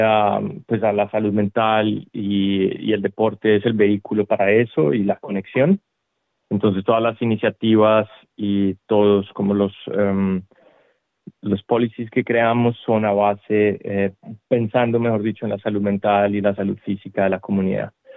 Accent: Colombia; now in Australia; yo soy originario de Colombia

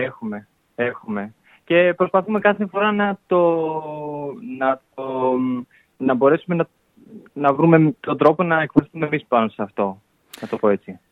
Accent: Pyrgos, Western Greece, Greece; now in Istanbul, Turkey; Εγώ από τον πύργο τη Ηλία

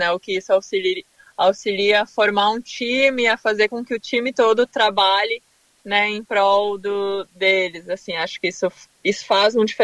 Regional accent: Torres, Rio Grande do Sul, Brazil; Eu sou de Torres, uma cidade no sul do, do Brasil, no Rio Grande do Sul, onde tem um festival de balonismo já há 35 anos. Então eu nasci, cresci vendo os balões, assim, né?

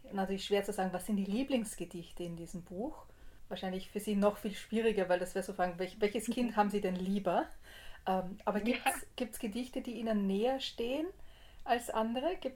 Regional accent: Graz, Styria, Austria; weil einer der Autoren ist Grazer, wo ich auch herkomme. Ich bin Grazerin.

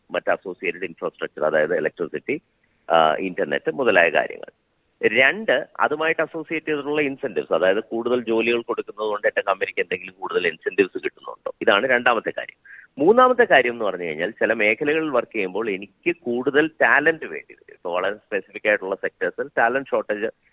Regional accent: Kerala, India; നമ്മുടെ സംസ്ഥാനം നമ്മൾ ജനിച്ചു വളർന്ന സ്ഥലത്തിനെ

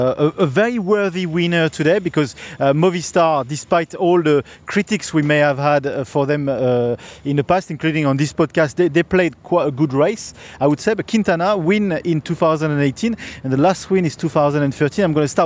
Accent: Australia; We're Australian.

